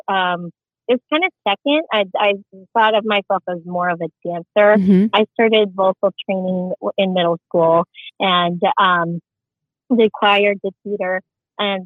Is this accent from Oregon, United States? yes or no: no; Scottsdale, Arizona, United States; first language Tagalog; English is a second language; I grew up in Scottsdale, Arizona.